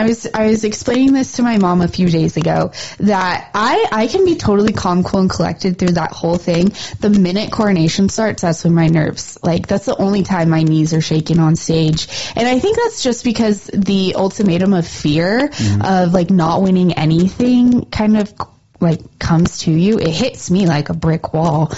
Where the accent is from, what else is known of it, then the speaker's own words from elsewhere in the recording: Livingston, Montana, United States; my hometown rodeo